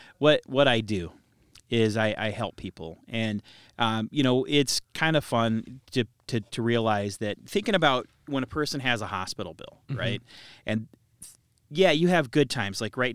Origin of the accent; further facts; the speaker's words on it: Cedar Rapids, Iowa, United States; I'm from Cedar Rapids.